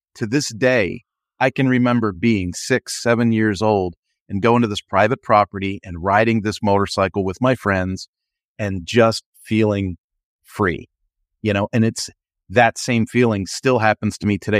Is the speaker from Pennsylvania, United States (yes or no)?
yes; Philadelphia, Pennsylvania, United States; I rode that thing, rain, snow, sleet, hail, growing up in Philadelphia